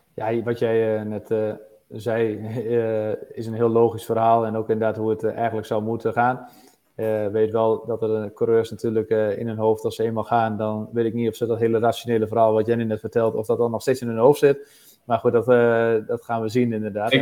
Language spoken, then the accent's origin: Dutch; Netherlands; wij als Nederlanders